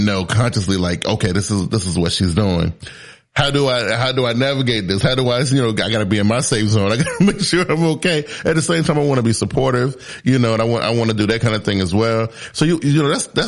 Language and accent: English; South Carolina, United States; I was born in the South. I was born in South Carolina. Very, very humble beginnings, you know, raised by a super strong single mother